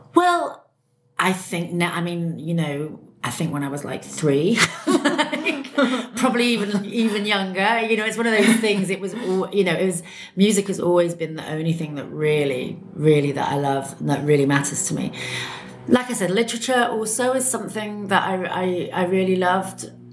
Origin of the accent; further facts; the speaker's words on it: Bristol, South West England, United Kingdom; moved away as an adult; also born or lived in London; now in Berlin, Germany; I'm from England. I was born in Bristol, in the west of England.